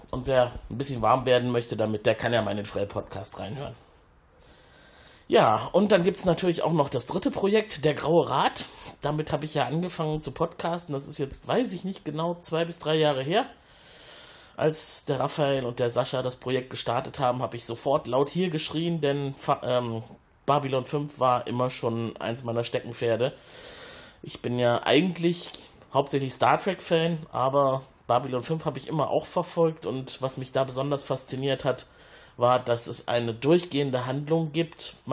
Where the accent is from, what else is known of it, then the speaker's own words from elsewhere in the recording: Cologne, North Rhine-Westphalia, Germany; Ja, als Kölner äh, verschlägt es einen manchmal auch in unsere freundliche Schwesterstadt ein Stück den Rhein abwärts.